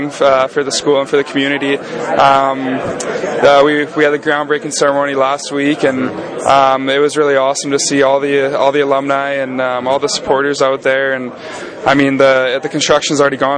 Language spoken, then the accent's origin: English; Kelowna, British Columbia, Canada; moved away; I actually spent about half the summer at my hometown in Kelowna, BC